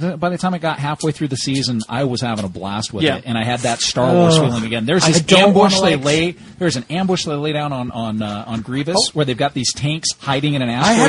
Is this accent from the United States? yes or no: yes; United States; Growing up in West Valley